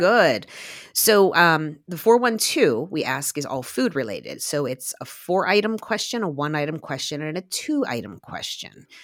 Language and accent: English; Glassport, Pennsylvania, United States; I grew up in Little Rivertown, Glassport, along the Monongahela River.